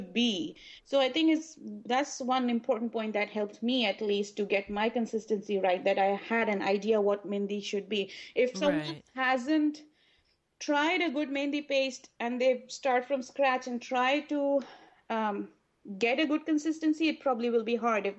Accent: Pakistan; moved away as an adult; now in San Diego, United States; I grew up in Pakistan

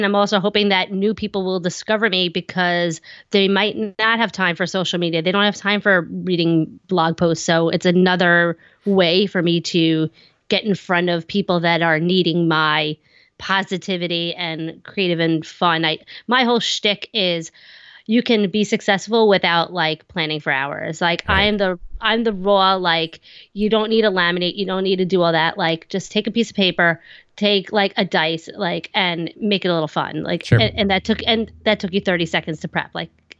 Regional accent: New York, United States; accent: Long Island; I'm on Long Island, if you can't tell from my thick accent.

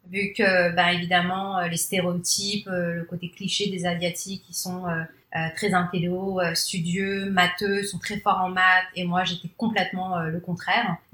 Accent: Paris, Île-de-France, France; first language Cantonese; French is a second language; moved away as an adult; also born or lived in Shanghai, China; now in Canada; je, suis née à Paris 20e. Ensuite, après, j'ai vécu en fait dans le 19e, puis après dans le 13e. Donc, je suis issue d'une famille cambodgienne chinoise.

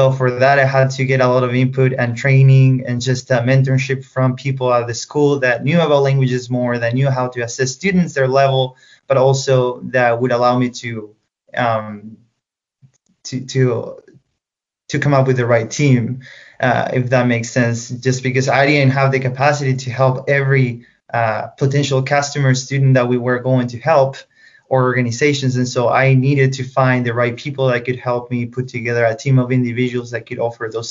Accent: Chile; English is a second language; moved away as an adult; now in United States; growing up, I actually went to several language schools in Chile

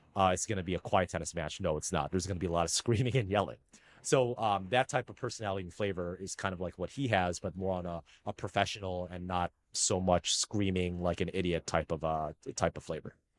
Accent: United States; first language Filipino; English is a second language; I'm an American

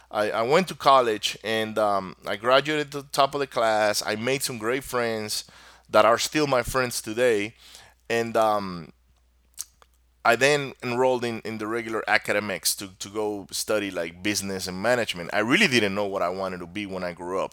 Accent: Maracaibo, Zulia, Venezuela; first language Spanish; English is a second language; moved away as an adult; also born or lived in Miami, Florida; my country, where I grew up in Venezuela

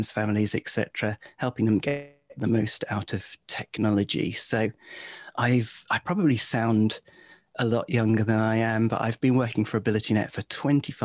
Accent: England, United Kingdom; also born or lived in Warwick; I'm English

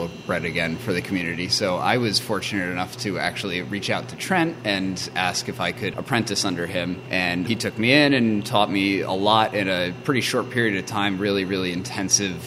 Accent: Chittenden County, Vermont, United States; moved away; I grew up in Chittenden County, Vermont, towards Mount Mansfield

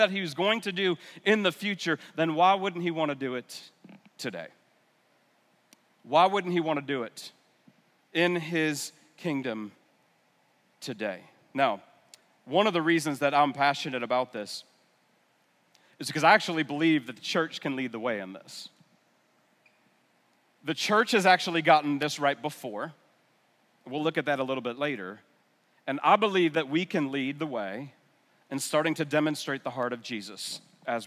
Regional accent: New York area, United States; moved away as an adult; also born or lived in North Carolina; I'm from the New York area

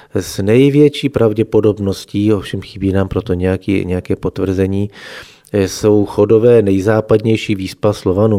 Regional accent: Chodsko, Plzeň Region, Czechia; accent: Chod dialect

